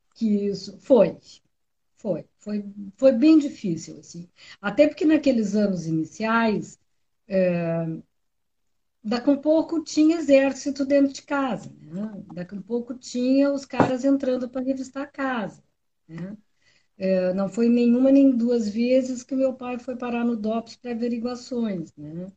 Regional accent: Pelotas, Rio Grande do Sul, Brazil; Eu sou pelotense

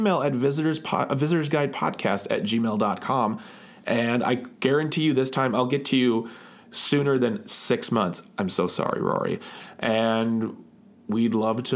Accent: Midwest, United States; I'm from the Midwest

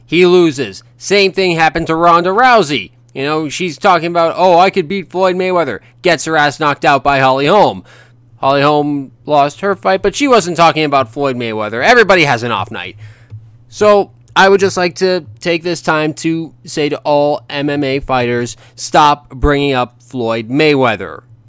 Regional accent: Ontario, Canada; where I grew up in Ontario

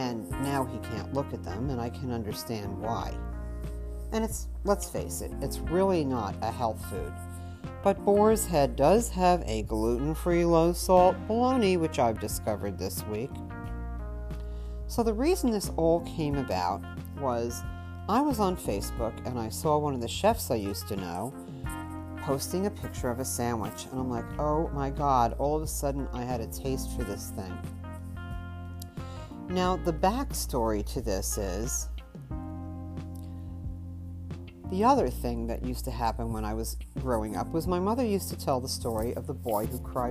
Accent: New York, United States; growing up in New York

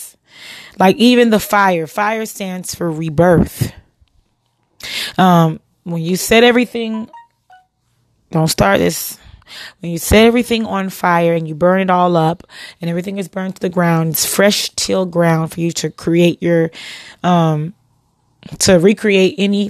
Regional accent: United States

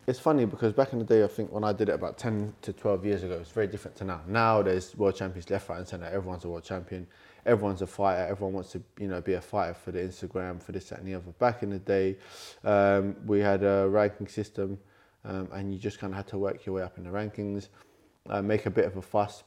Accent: London, United Kingdom; born and raised in London. Um, I'm a London boy

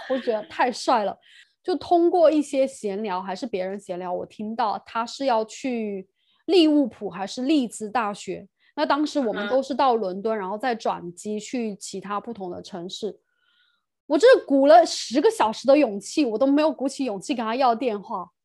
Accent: China; moved away as an adult; now in United Kingdom; 我是中国人

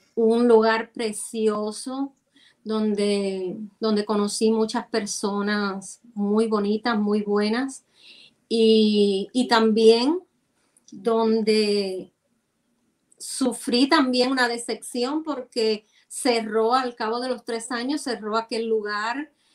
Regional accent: Santiago de Cuba, Cuba; moved away; como santiaguera

